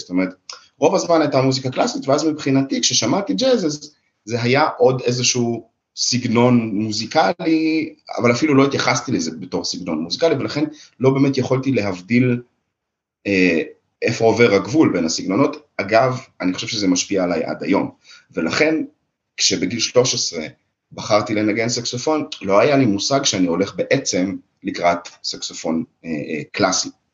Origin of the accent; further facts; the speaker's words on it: Israel; moved away as an adult; also born or lived in Russia; now in Germany; עלינו לארץ בשנת 91, בזמנו אני הייתי בן שלוש